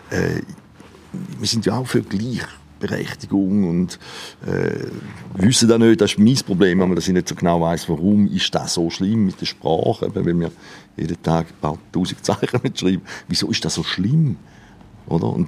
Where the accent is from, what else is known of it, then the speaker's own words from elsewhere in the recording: Switzerland; born there; Und ich, meine, ich bin ja froh, bin in der Schweiz geboren, nicht irgendwo